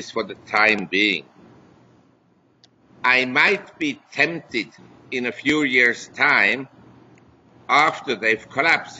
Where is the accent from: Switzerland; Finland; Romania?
Switzerland; moved away as an adult; also born or lived in New York / Hong Kong; I was born in Switzerland. I had my education in Switzerland. I grew up in a relatively privileged environment.